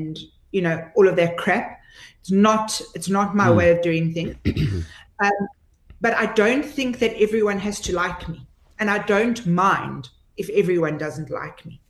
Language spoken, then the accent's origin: English; Pretoria, Gauteng, South Africa; in Pretoria. You know, you don't get much more South African than that. I mean, listen to the way I talk.